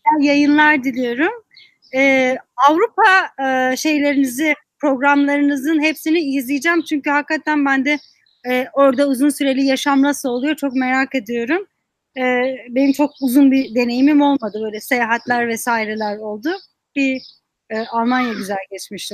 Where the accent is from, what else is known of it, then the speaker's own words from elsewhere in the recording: Muş, Muş Province, Turkey; moved away as an adult; now in Washington, D.C., United States; Bir okulun içinde bulunan kütüphane benim şehrimde yoktu.